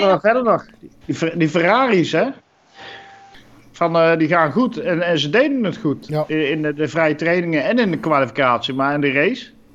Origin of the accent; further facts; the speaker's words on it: Netherlands; we als Nederlanders